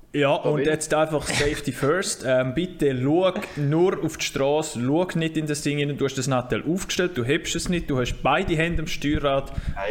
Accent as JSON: {"language": "German", "region": "Graubünden", "country": "Switzerland", "said": "Aber wir Bündner"}